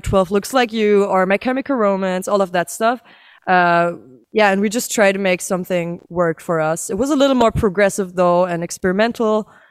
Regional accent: Berlin, Germany; all of us born and raised in Berlin, actually. Still live in Berlin

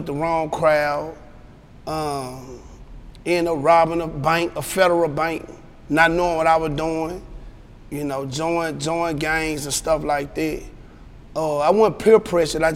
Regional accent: Memphis, Tennessee, United States; also born or lived in Rosedale, Mississippi; I'm not really actually from Memphis. I'm from Rosedale, Mississippi, from a place down there by Cleveland. It's in Bolivar County. We moved up to Memphis maybe back in like 1988. I was probably 8 years old.

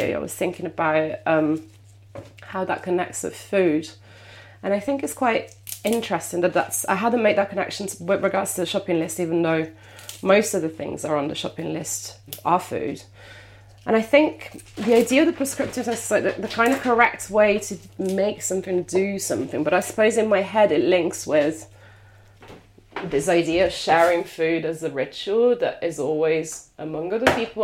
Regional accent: Italy; English is a second language; moved away

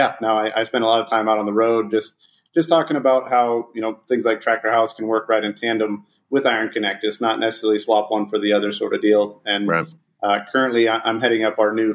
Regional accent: Northeast Nebraska, United States; also born or lived in Manchester, England / Johannesburg, South Africa; now in Dallas, United States; originally I'm from Northeast Nebraska. I now live in Dallas, Texas

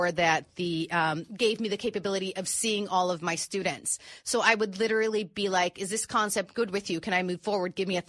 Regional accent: Tijuana, Baja California, Mexico; also born or lived in San Diego, California; I grew up living in Tijuana

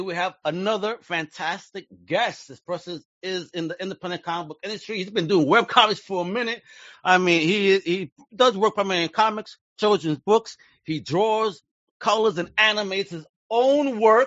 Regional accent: New York, United States; now in Florida, United States; I grew up in New York.

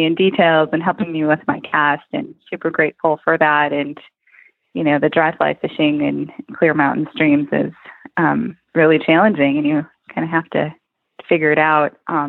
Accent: Wisconsin, United States; moved away as an adult; now in Alaska, United States; I grew up in Wisconsin

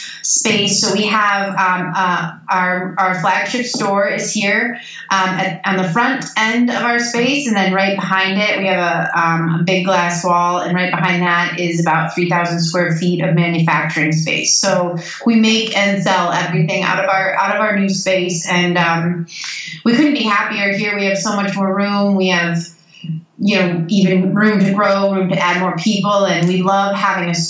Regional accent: Royal Oak, Michigan, United States; also born or lived in Detroit; I grew up in Royal Oak just outside of Detroit

